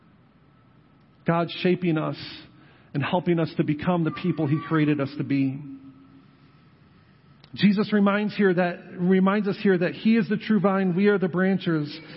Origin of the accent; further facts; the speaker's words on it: Western New York, United States; now in New Knoxville, United States; I grew up in Western New York